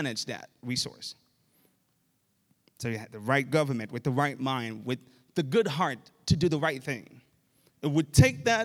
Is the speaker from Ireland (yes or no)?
no; Haiti; moved away; Growing up in Haiti